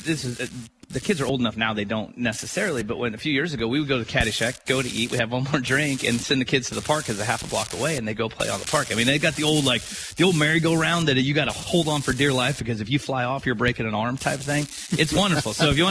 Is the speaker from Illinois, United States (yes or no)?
yes; Burton, Illinois, United States; I grew up in Burton.